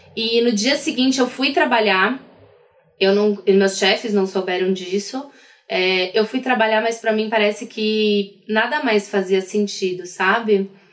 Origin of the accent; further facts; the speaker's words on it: Brazil; sou do Brasil